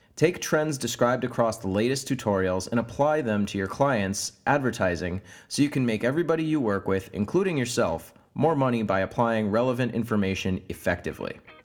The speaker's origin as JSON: {"language": "English", "country": "United States", "moved": "as an adult", "lives_now": "Oslo, Norway", "said": "I'm an American digital marketer who's just moved to Oslo in Norway"}